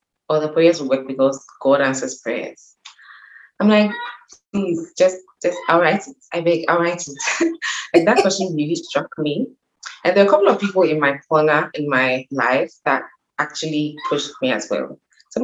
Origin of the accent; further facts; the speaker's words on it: Ghana; I'm Ghanaian